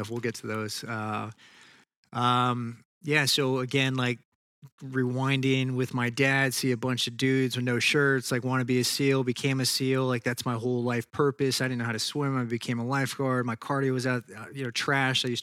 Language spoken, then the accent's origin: English; Tennessee, United States; also born or lived in Texas; I was born in Texas and we kind of moved around and ended up in Tennessee. Went to high school there.